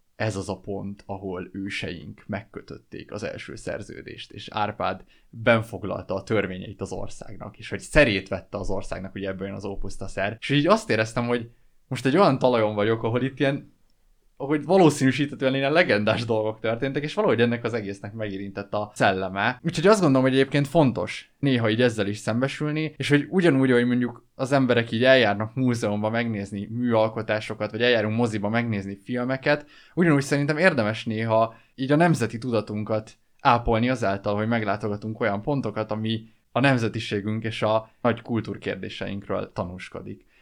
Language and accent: Hungarian; Hungary; egyszerűen megkerülhetetlen számomra az, hogy én, én én, én magyar vagyok